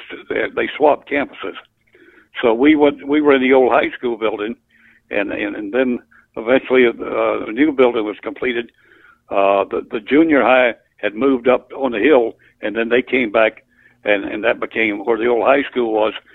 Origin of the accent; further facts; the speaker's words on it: Georgia, United States; born there; now in Central Florida, United States; No, I was born in South Georgia, in Colquitt County, Georgia, in an old farmhouse between Moultrie and Norman Park, Georgia.